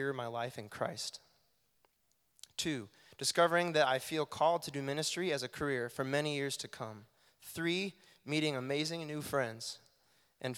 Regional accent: Boone, Iowa, United States; moved away as an adult; now in Cedar Falls, United States; moving away from Boone, my hometown, and living here in Cedar Falls

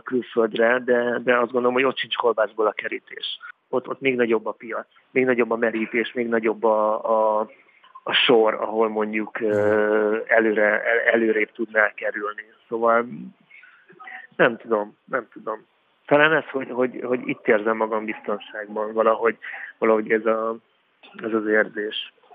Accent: Hungary; ide születtem, itt éltem, itt élek

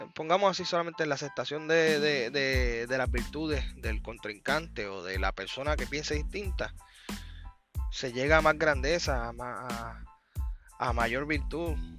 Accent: Puerto Rico; soy un puertorriqueño independentista

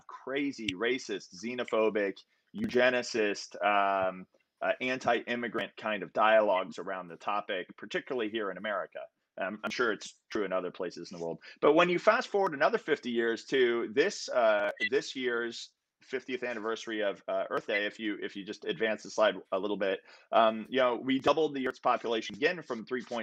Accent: Central Florida, United States; I grew up in Central Florida, and everybody in Florida knows the Everglades.

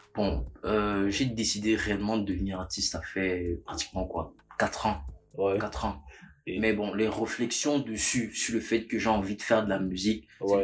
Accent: Manguissa of the Lekié, Centre, Cameroon; Je suis Manguissa de la Liquide

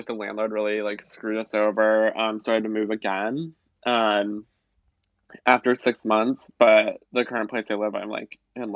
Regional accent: Pittsburgh, Pennsylvania, United States; also born or lived in Minnesota; I'm kind of like mostly Pittsburgh, some Minnesota

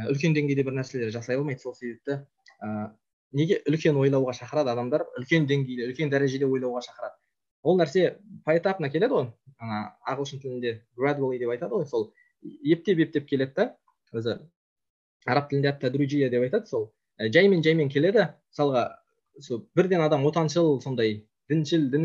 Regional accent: Kazakhstan; біз өзіміз қазақпыз қазақ болып қалуымыз керек

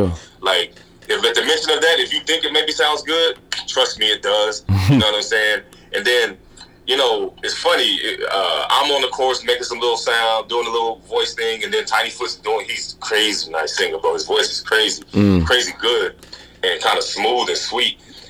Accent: Texas, United States; because if growing up in Texas is some of the shit I've been through ain't stopped me

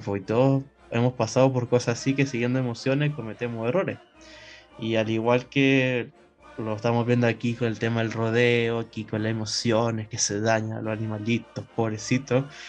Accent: Chile; nuestra identidad como, como chilenos

